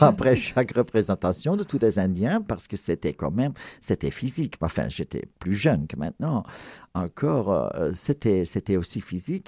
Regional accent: Ghent, Flanders, Belgium; first language Flemish; French is a second language; ma ville natale, Gand, en Belgique

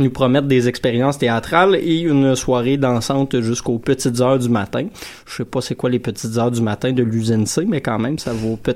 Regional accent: Saint-Hyacinthe, Quebec, Canada; vous pouvez descendre dans la, magnifique région de Saint-Hyacinthe, ma région natale

